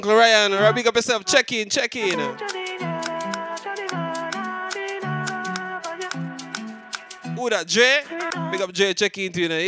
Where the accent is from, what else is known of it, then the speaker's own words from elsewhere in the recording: Jamaica; I'm still Jamaican